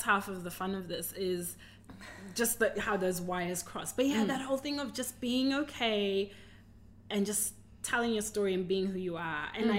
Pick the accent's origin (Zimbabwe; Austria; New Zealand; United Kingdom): Zimbabwe; now in Australia; Oh, I came from Zimbabwe to Australia.